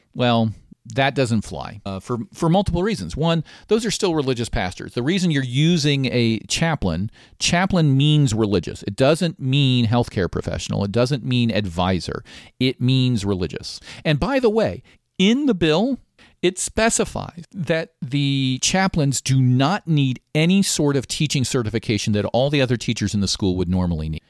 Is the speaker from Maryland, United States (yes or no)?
yes; Maryland, United States; my home state of Maryland.